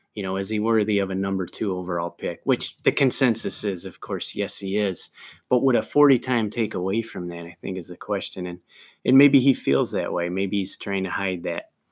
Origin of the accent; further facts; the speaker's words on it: Binghamton, New York, United States; now in San Diego, United States; I'm from Binghamton